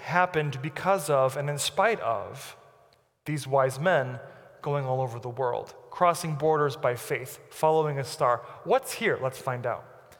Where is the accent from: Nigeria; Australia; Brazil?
Brazil; born there; I'm 33, and I've moved 30 times in my life. I was born in Brazil, as you know.